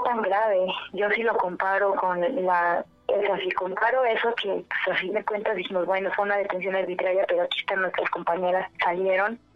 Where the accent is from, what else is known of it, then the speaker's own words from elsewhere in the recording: Guanajuato, Mexico; Somos de Guanajuato, de Puerto Guanajuato